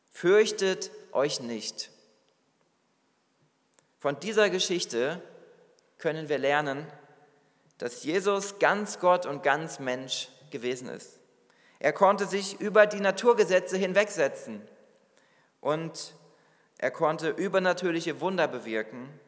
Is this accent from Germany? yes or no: yes; Hesse, Germany; now in New York, United States; Ich bin aus einem beschaulichen Dorf in Hessen, wo ich aufgewachsen bin, in die Millionenstadt New York gegangen, die größte Stadt Amerikas.